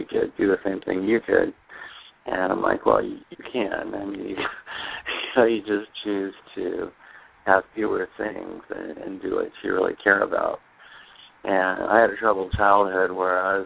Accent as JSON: {"language": "English", "town": "Pismo Beach", "region": "California", "country": "United States", "tie": "born or raised there", "also_born_or_lived": "Hawaii", "moved": "as an adult", "lives_now": "Arizona, United States", "said": "I grew up on the coast of California. I was born in Pismo Beach"}